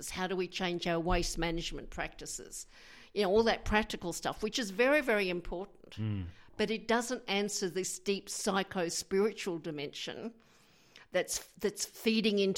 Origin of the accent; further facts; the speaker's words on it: New Zealand; I'm originally from New Zealand